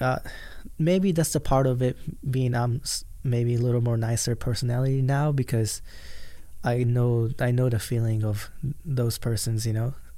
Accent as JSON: {"language": "English", "country": "Japan", "tie": "born or raised there", "second_language": "English", "moved": "yes", "lives_now": "United States", "said": "because I grew up in Japan"}